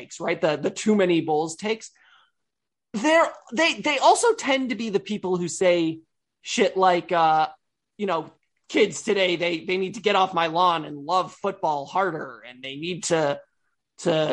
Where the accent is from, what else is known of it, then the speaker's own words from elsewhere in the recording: Michigan, United States; I am from Michigan.